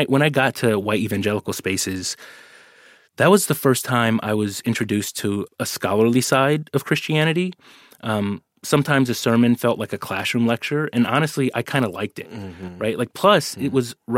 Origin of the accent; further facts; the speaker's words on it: Oakland, California, United States; I grew up in the Bay Area in Oakland